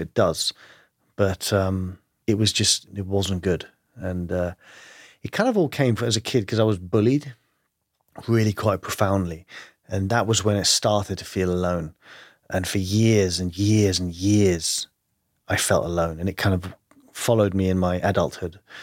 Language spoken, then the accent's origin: English; London, United Kingdom; accent: English; moved away; I grew up in London, uh, but my family is Greek